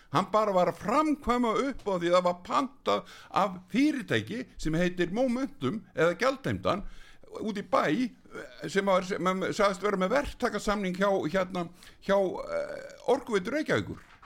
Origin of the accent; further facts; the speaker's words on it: Iceland; við erum 340-50 Íslendingar